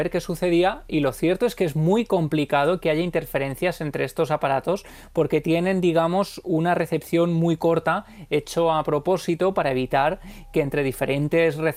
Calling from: Mollina, Andalusia, Spain; de Mollina.

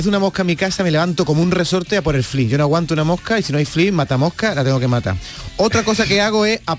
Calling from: Castellar, Andalusia, Spain; Hola, buenos días. … de Castellar.

